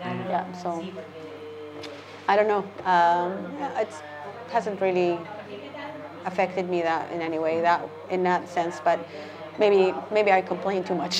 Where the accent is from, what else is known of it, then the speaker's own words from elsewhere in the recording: Calgary, Alberta, Canada; moved away as an adult; now in Seville, Spain; I'm from Calgary.